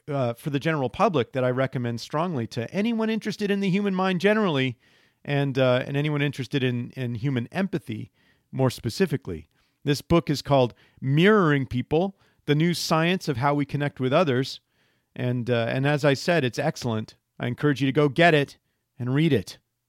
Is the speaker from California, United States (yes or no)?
no; Silver Spring, Maryland, United States; Silver Spring.